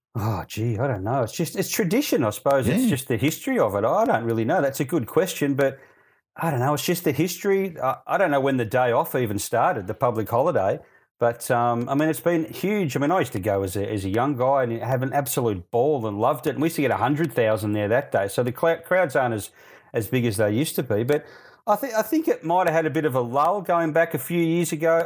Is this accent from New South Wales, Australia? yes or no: no; Melbourne, Victoria, Australia; I grew up in Melbourne